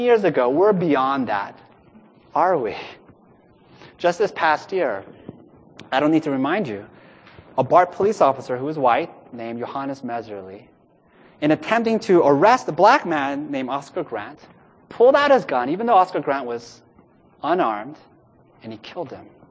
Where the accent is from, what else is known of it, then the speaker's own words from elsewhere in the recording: Los Angeles, California, United States; Los Angeles, my hometown, is a city incredibly diverse